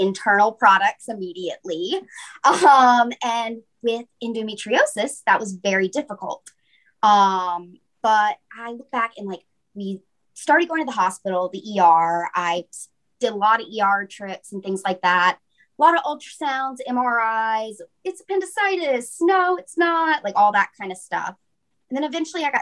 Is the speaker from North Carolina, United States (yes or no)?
yes; Piedmont area, North Carolina, United States; I'm from North Carolina, from the Piedmont area